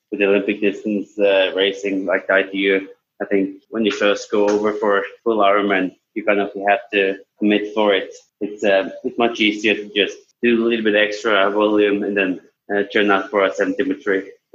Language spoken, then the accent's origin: English; Bergen, Vestland, Norway; I'm from Bergen in Norway